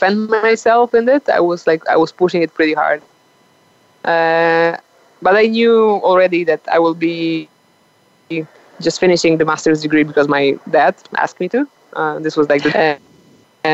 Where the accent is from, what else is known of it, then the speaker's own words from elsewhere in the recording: 20 km south of Poznań, Greater Poland, Poland; English is a second language; moved away as an adult; now in Colombia; my hometown is 20 kilometers on the south of that city, and where this is where my parents live